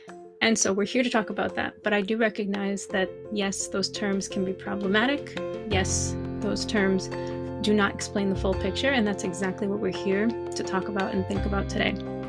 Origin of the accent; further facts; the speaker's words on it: Northeast of the US, United States; first language English; So I am American, born and raised in the Northeast of the US, and I learned French. I learned a little Hebrew, but I'm not even going to count Hebrew. I started learning French in 6th or 7th grade, so I was about 11 or 12